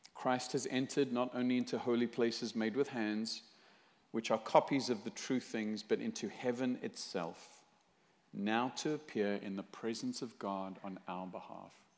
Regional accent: South Africa; now in Fullerton, United States; originally from South Africa

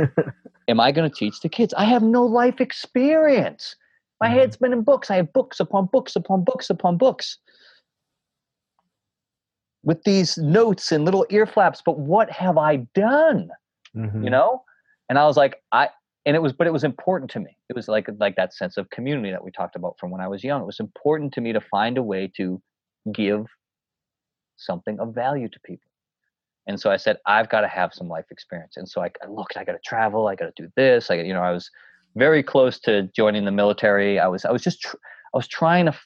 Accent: North Shore of Massachusetts, United States; also born or lived in Boston / New Hampshire; I grew up in the North Shore of Massachusetts, and then I went to school up in New Hampshire.

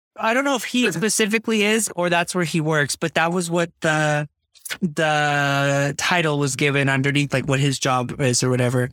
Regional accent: United States; I'm being very American right now

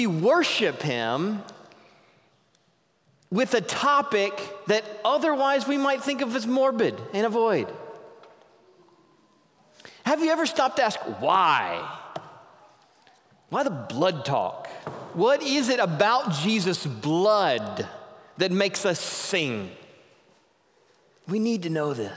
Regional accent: the South, United States; moved away; I grew up in the South, where my dad's favorite song was

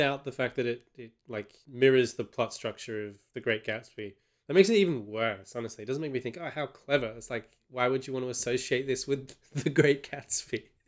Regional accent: Australia; from an Australian perspective

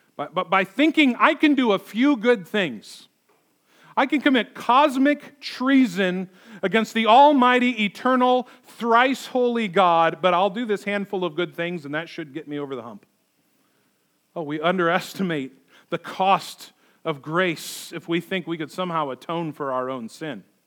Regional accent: United States; we live our lives as American Christians.

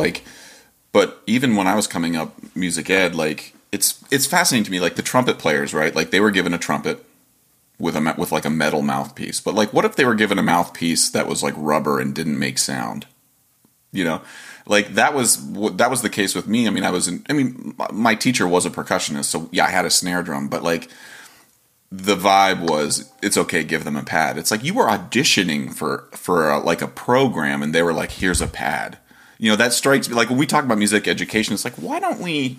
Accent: Ohio, United States; I grew up in Ohio

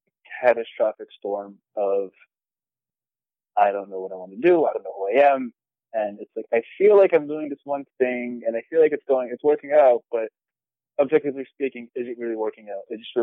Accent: New York, United States; also born or lived in New Jersey; I was born in Jersey, and I moved to New York when I was about 1 year old. So

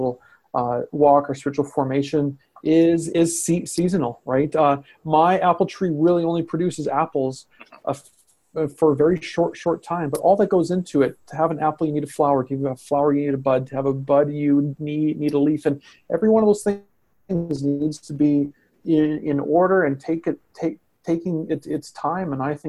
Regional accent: Canada; as a Canadian

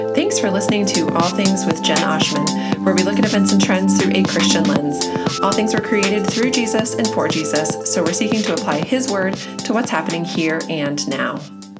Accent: United States; as an American

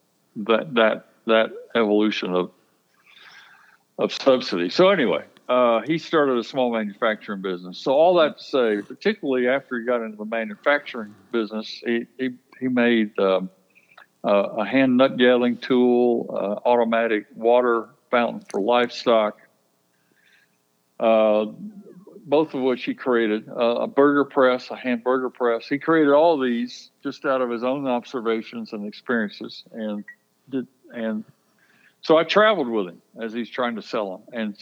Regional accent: Baldwin County, Alabama, United States; I was born and raised in Baldwin County, and I literally grew up in the business

